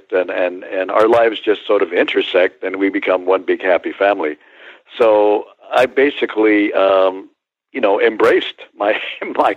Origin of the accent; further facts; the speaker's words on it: Santa Barbara, California, United States; my hometown of Santa Barbara